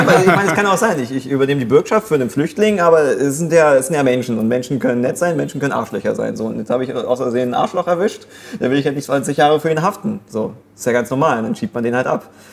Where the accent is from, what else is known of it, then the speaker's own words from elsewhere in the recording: Germany; als Deutscher